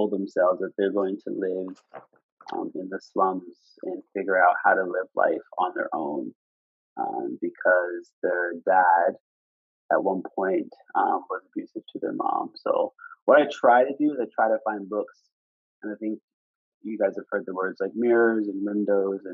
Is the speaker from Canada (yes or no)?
yes; Preston, Nova Scotia, Canada; I'm from Preston, Nova Scotia